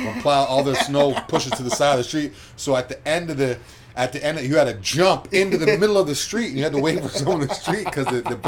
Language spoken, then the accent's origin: English; New England, United States; now in Florida, United States; I'm from New England